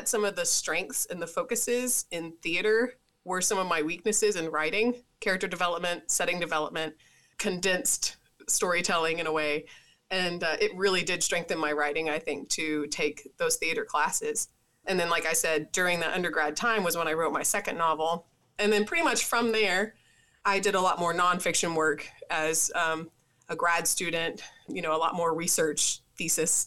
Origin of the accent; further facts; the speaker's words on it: Tennessee, United States; I'm from Tennessee.